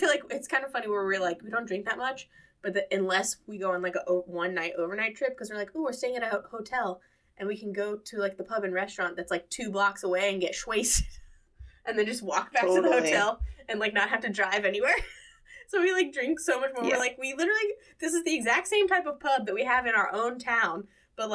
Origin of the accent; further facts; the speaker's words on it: United States; as an American